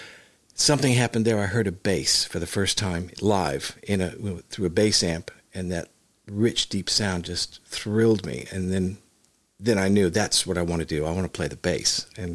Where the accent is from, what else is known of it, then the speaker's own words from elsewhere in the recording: Hollywood, California, United States; I was born in Hollywood. My mother was a professional dancer, as my grandmother was too. And my father was a professional drummer. And I was born there and raised there and started playing music at a young age.